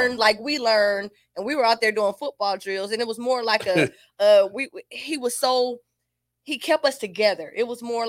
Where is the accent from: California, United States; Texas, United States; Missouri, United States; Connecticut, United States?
California, United States; Compton; growing up in Compton